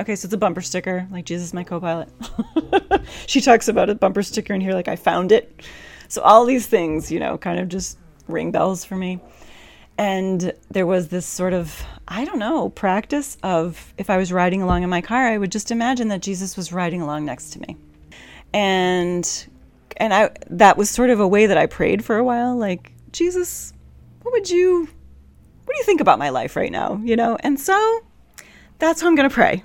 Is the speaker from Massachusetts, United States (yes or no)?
yes; Massachusetts, United States; I grew up in Massachusetts.